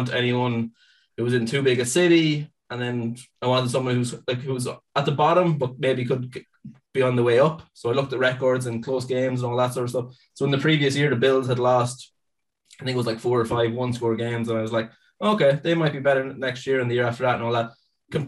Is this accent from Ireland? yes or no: yes; Ireland; I am from Ireland.